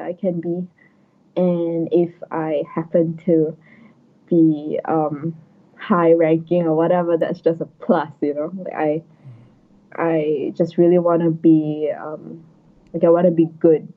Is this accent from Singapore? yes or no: yes; Singapore; moved away; as a Singaporean, like I also hope to go back to get some local support, help the scene in Singapore to grow